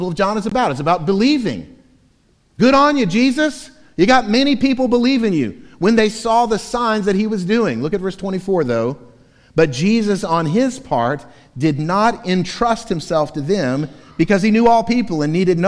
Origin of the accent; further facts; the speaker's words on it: Florida, United States; moved away; Growing up in Florida, in my childhood and teenage years